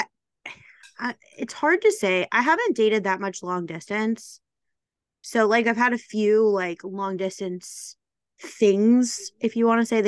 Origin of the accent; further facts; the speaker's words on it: Midwest, United States; now in New York, United States; I'm from the Midwest